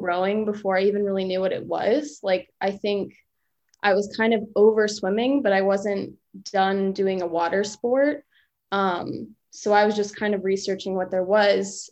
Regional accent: Reston, Virginia, United States; I grew up in Reston, Virginia, which is in Fairfax County, like 2 hours away

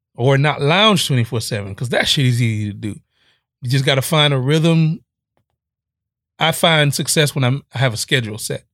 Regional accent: Miami, Florida, United States; I'm from Miami

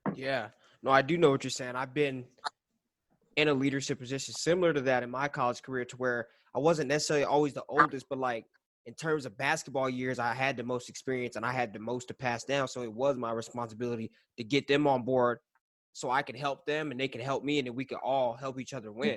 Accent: El Paso, Texas, United States; I'm from El Paso

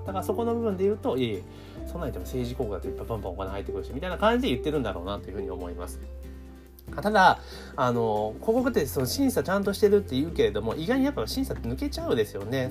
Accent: Kanagawa, Japan; 私は神奈川県出身だから

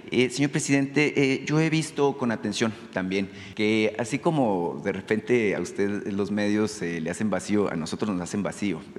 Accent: Sonora, Mexico

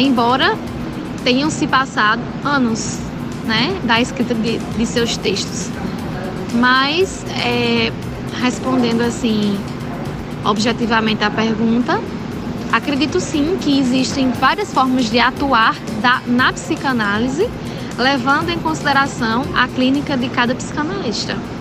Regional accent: Monteiro, Paraíba, Brazil; also born or lived in Campina Grande / Natal; eu sou natural de Monteiro, Monteiro Paraíba, mas me formei em Campina

